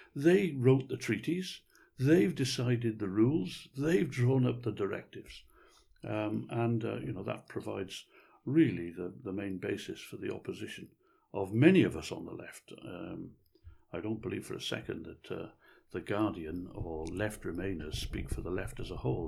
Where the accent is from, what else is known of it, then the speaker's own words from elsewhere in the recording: Wales, United Kingdom; I've always regarded myself as being patriotically Welsh.